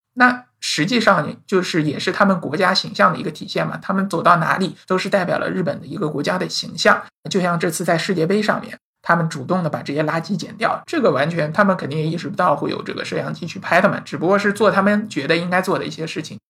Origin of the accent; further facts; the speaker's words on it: China; 作为一个中国人